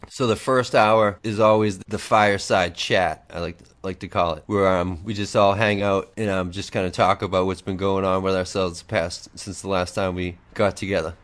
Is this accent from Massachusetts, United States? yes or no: yes; Boston, Massachusetts, United States; I'm from the Boston area